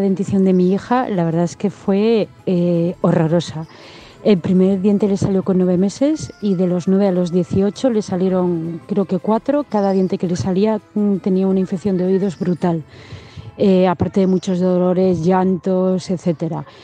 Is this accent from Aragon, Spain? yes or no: yes; Zaragoza, Aragon, Spain; soy de Zaragoza